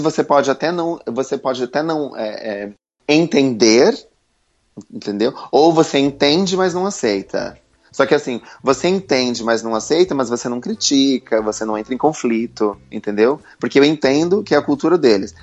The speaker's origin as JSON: {"language": "Portuguese", "region": "Santa Catarina", "country": "Brazil", "moved": "as an adult", "lives_now": "London, United Kingdom", "said": "eu sou de Santa Catarina, eu mudei para Londres aos 21 anos"}